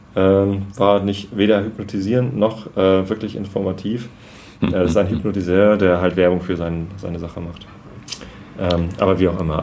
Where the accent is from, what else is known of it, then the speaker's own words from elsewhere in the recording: Wistedt, Lower Saxony, Germany; Ich bin aufgewachsen in Wistedt, Samtgemeinde Tosted.